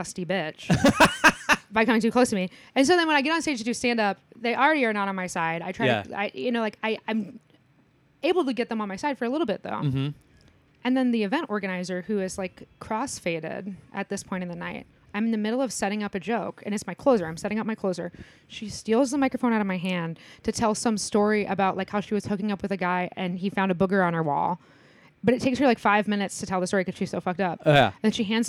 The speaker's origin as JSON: {"language": "English", "region": "Indiana", "country": "United States", "said": "I'm from Indiana."}